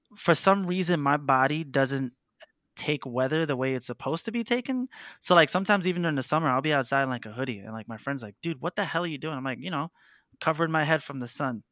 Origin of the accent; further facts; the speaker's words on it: New York City, New York, United States; I grew up in Harlem, New York City, um, surrounded by, like, rappers growing up